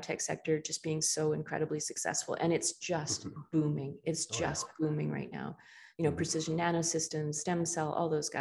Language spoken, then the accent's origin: English; Nanaimo, British Columbia, Canada; I come from Vancouver Island. I grew up in Nanaimo.